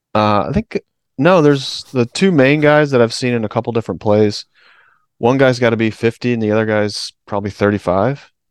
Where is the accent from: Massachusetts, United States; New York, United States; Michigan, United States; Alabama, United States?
Alabama, United States; I was born in Alabama